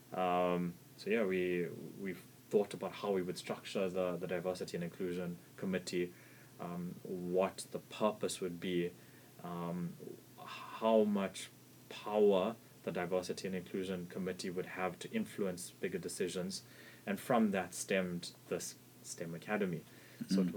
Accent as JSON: {"language": "English", "country": "South Africa", "said": "being South African"}